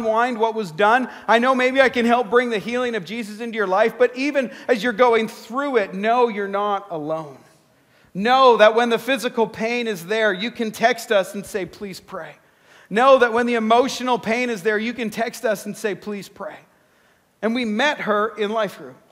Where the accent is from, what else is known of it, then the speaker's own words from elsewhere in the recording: Canada; I'm Canadian